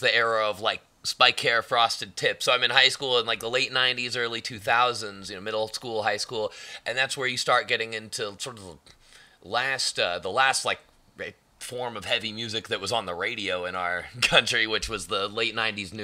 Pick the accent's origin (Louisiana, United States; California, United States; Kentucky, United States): California, United States; Moorpark; also born or lived in San Francisco, California; I grew up in Moorpark, California. It's a middle upper class suburb. It's in Ventura County, a little north